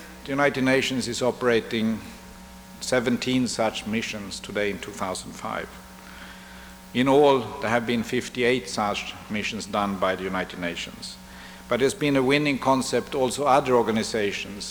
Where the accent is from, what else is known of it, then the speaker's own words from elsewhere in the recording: Sweden; we Swedes